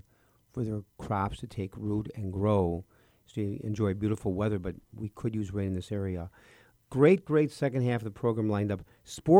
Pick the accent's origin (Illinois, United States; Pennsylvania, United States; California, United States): Illinois, United States; Chicago; I was born in Chicago